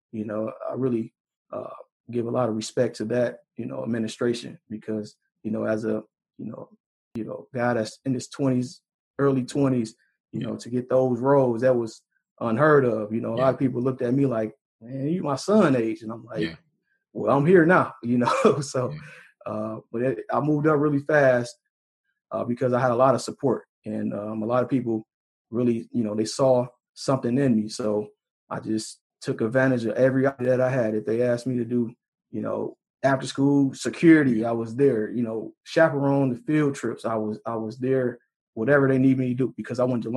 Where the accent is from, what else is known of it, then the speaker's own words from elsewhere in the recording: Detroit, Michigan, United States; I'm from Detroit, born and raised in Detroit